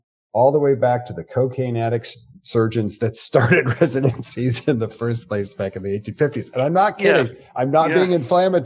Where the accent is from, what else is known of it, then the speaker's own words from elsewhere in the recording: United States; first language English; English is my native language. I was born in the United States of America.